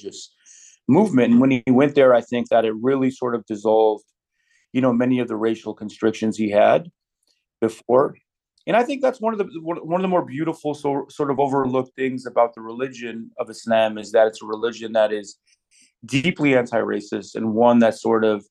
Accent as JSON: {"language": "English", "town": "Detroit", "region": "Michigan", "country": "United States", "tie": "born or raised there", "also_born_or_lived": "California", "moved": "yes", "said": "I grew up in Detroit, which is very Black, Middle Eastern, and white."}